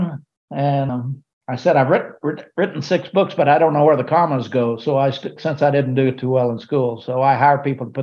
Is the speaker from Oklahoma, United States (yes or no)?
yes; Oklahoma, United States; I grew up in Oklahoma on a little farm.